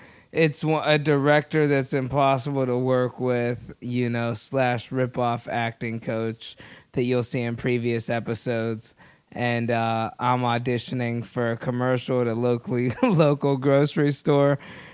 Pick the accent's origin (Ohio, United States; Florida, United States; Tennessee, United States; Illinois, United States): Ohio, United States; Youngstown; Ohio. Little town, Youngstown.